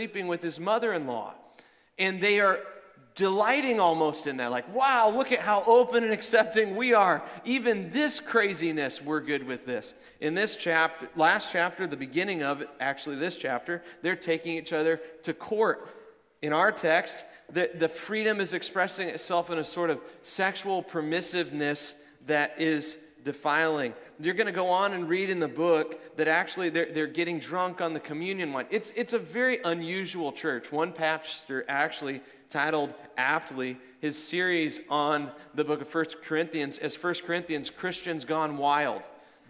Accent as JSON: {"language": "English", "region": "Iowa", "country": "United States", "said": "I'm from Iowa"}